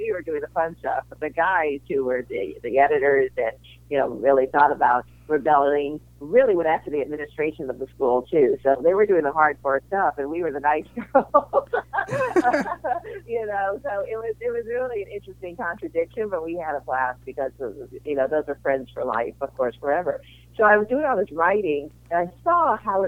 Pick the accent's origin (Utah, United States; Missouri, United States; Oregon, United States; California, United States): Missouri, United States; St. Louis; also born or lived in Chicago; I grew up in St. Louis, Missouri, and I went to school in Chicago